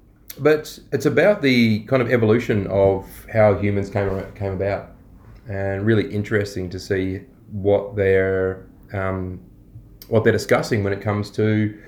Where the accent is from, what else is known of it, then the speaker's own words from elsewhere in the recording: Australia; We're Aussie blokes